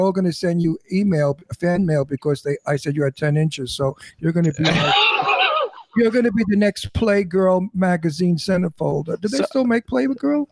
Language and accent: English; New York City, New York, United States; accent: New York; also born or lived in Manhattan / Florida / Doylestown, Pennsylvania; now in Palm Springs, United States; I'm a New Yorker. I'm born and raised in Brooklyn, New York